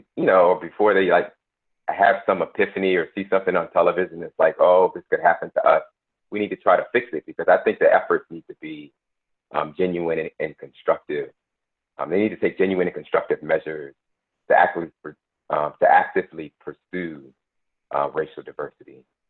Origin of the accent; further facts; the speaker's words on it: Buffalo, New York, United States; moved away as an adult; also born or lived in North Carolina / Washington, D.C.; I was born and raised in Buffalo.